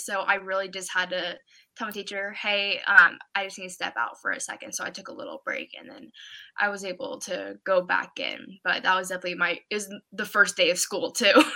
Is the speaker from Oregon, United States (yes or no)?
yes; Oregon, United States; I'm from Oregon.